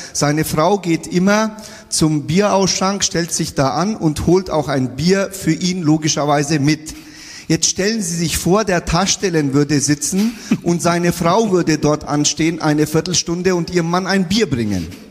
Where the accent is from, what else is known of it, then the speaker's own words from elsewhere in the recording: Bayreuth, Bavaria, Germany; now in Nuremberg, Germany; in Bayreuth, wo ich groß geworden bin